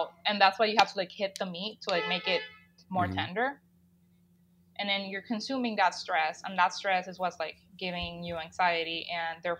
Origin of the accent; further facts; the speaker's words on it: Panama; moved away as an adult; now in United States; I grew up in Latin America